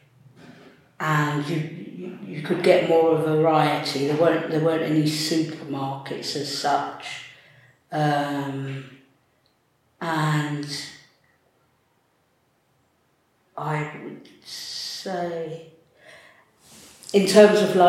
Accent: London, United Kingdom; also born or lived in Greenwich / Peckham / Lewisham / New Cross; London. Yeah, London is my hometown, and I've lived in the Lewisham Borough since I was 11 years old.

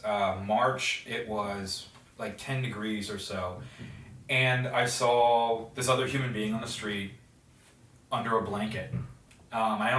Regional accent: United States

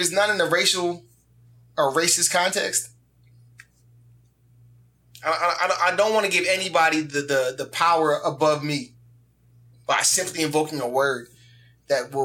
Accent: New Jersey, United States; I'm from Jersey, I'm from up top

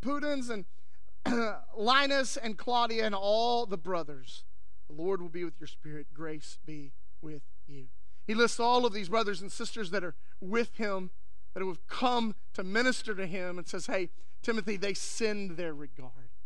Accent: West Texas, United States; growing up in West Texas

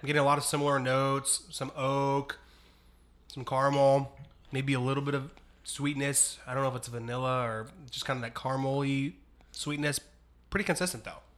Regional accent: Ohio, United States; I'm from Ohio

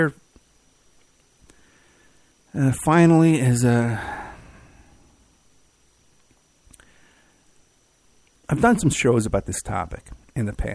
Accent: New York City, New York, United States; also born or lived in Staten Island; growing up in the Bronx and then Staten Island

